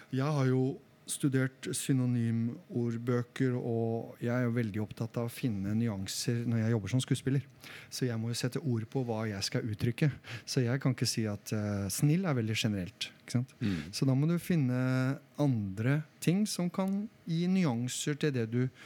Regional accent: Solbergelva, Buskerud, Norway; jeg er fra Solbergelva

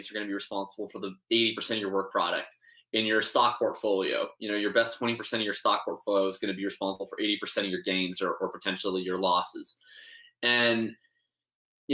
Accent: Winnipeg, Manitoba, Canada; moved away as an adult; now in Vancouver, Canada; I'm originally from Winnipeg, Manitoba. I'm living out in Vancouver now

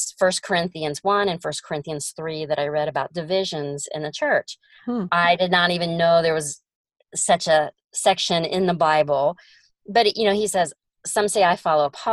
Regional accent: Ohio, United States; moved away as an adult; now in Oklahoma, United States; I'm from Ohio

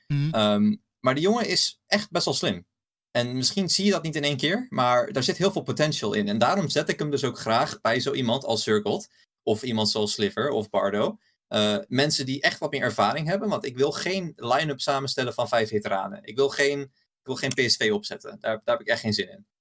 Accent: Belgium; accent: Belgian; Ik, ik, ik, kom uit Belgisch bloed. ik heb Belgisch accent

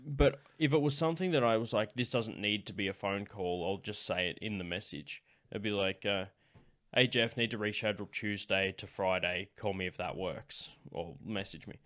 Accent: Central West New South Wales, Australia; accent: central West New South Wales

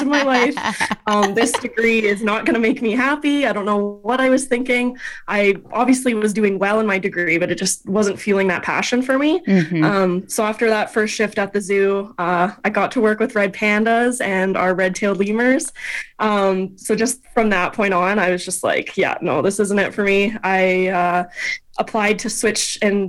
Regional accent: Alberta, Canada; I'm from Alberta

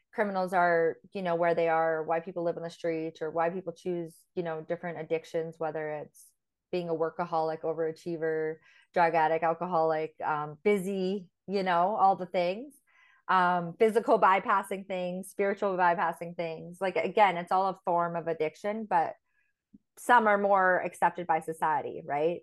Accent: Fort St. John, British Columbia, Canada; moved away as an adult; also born or lived in Grande Prairie, Alberta / Thailand / Mexico; Grand Prairie is where I was actually born and, um, then grew up in Fort Saint John

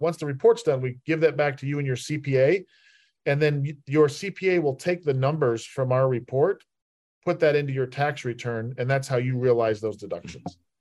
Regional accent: Salt Lake City, Utah, United States; moved away as an adult; also born or lived in Richmond; I was born and raised in Salt Lake City, Utah

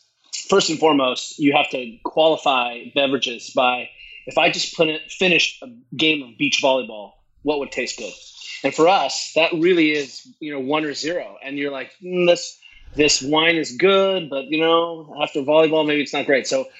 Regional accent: Boulder, Colorado, United States; also born or lived in Germany; I grew up in Boulder. I came out of a tradition where we ran wild in the mountains, basically kayaked.

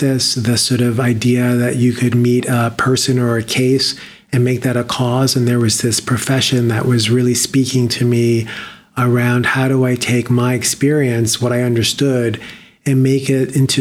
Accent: New York City, New York, United States; born and raised in the Bronx

